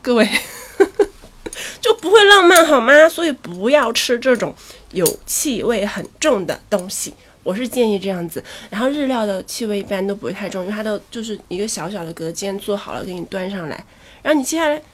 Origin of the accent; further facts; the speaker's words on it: Chongqing, China; 一听就是南方人是我，我是重庆人，对，我是重庆人